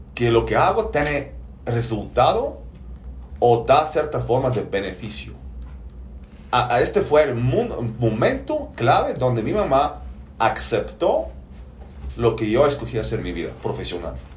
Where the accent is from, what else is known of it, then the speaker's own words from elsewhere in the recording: Bulgaria; moved away; de origen soy búlgaro, nací en Bulgaria hace 42 años